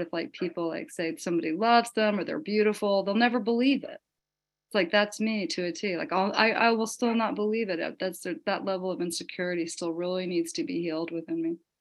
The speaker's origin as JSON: {"language": "English", "region": "the Bible Belt", "country": "United States", "tie": "born or raised there", "said": "I grew up in the Bible Belt"}